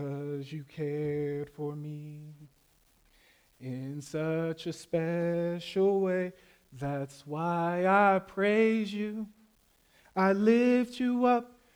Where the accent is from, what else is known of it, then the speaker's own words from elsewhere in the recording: Florida, United States; also born or lived in Las Vegas, Nevada, United States; I grew up in Las Vegas, and we moved to Florida when I was about 8